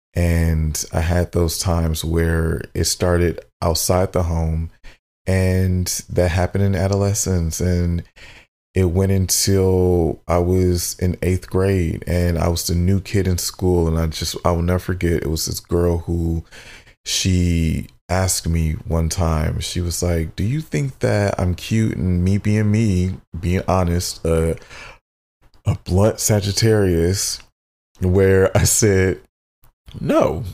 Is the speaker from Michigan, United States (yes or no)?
yes; Southfield, Michigan, United States; we grew up in Southfield, Michigan. So I, which is a suburb of Detroit